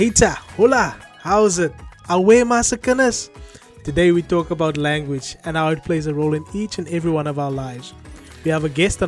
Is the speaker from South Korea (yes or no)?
no; South Africa; now in United Kingdom; I'm a South African currently living in the United Kingdom